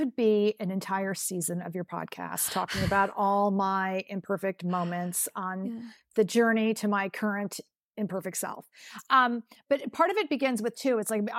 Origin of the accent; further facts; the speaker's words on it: California, United States; I was growing up in California, and I said I wanted to go back east